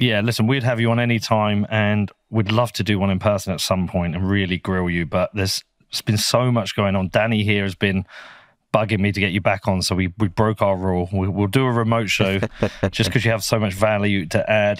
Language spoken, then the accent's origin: English; Bedford, East of England, United Kingdom; my little hometown of Bedford